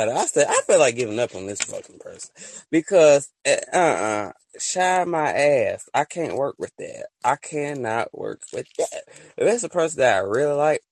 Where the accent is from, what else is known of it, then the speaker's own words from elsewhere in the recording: Alabama, United States; I'm from Alabama